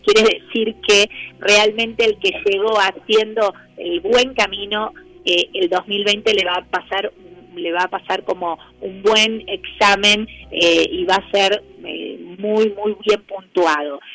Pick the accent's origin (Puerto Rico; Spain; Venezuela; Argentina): Argentina; para nosotros como, como argentinos es como importante